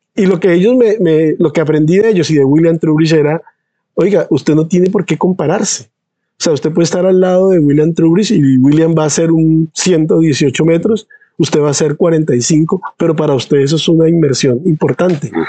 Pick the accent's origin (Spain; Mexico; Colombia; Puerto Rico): Colombia; San Andrés, San Andrés, Providencia and Santa Catalina; also born or lived in Bogotá, Colombia; now in Sweden; yo nací en Bogotá, pero desde que tengo un año de edad crecí en San Andrés. Entonces, de hecho, yo me siento sanandresano.